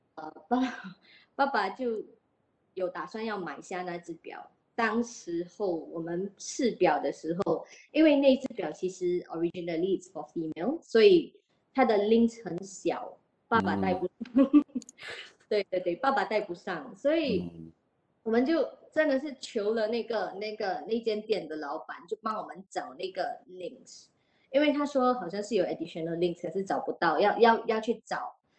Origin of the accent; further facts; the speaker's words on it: Singapore; 我们新加坡人就比较 shift 的 focus 去车，买车啊，买表啊